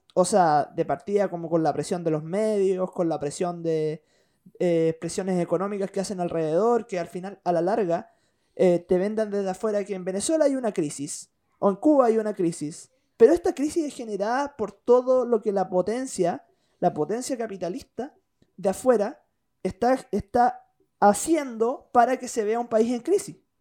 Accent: Chile

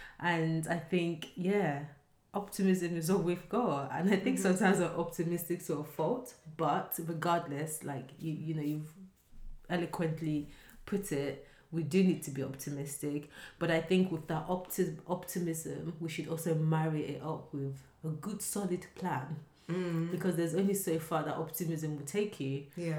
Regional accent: Nigeria; I remember when I was growing up in Nigeria

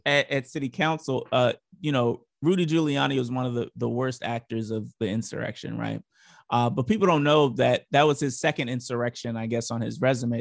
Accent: Baltimore, Maryland, United States; moved away; I grew up in Baltimore

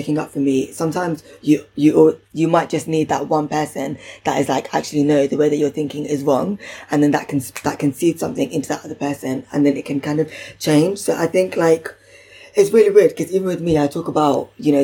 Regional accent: London, United Kingdom; I'm really from Southall

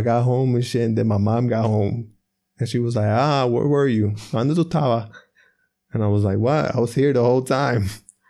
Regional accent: Atlantic City, New Jersey, United States; born or raised there; moved away

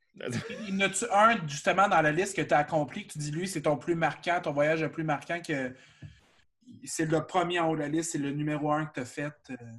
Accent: Shawinigan, Quebec, Canada; Je viens de Shawinigan

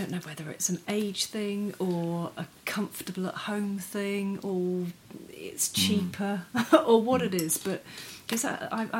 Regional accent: Wiltshire, South West England, United Kingdom; now in New Zealand; I'm from Wiltshire.

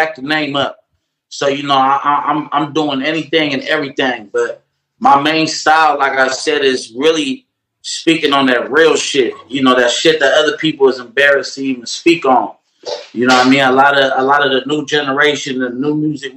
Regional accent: Oakland, California, United States; I'm from East Oakland

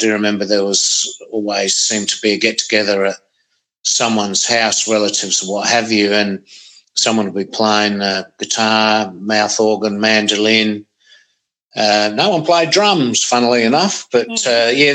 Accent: Gawler, South Australia, Australia; also born or lived in Adelaide; Grew up in Gawler and the Adelaide northern suburbs

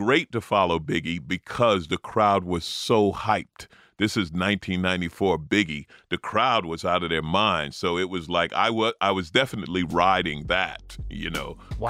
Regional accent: New York, United States; now in Los Angeles, United States; I'm an LA comic, although I grew up in New York.

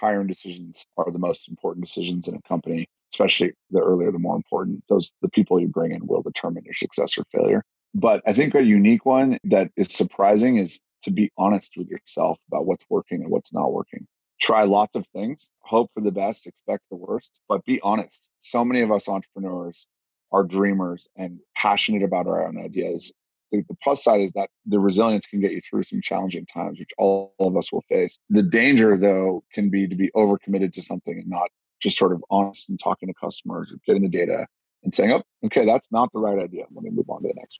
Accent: Los Altos, California, United States; as a kid, I grew up in Silicon Valley. I'm like the only guy in tech actually from there. I grew up in a town called Los Altos

